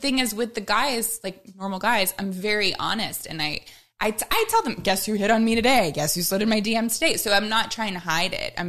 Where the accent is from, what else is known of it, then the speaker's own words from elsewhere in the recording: Midwest, United States; I'm from the Midwest.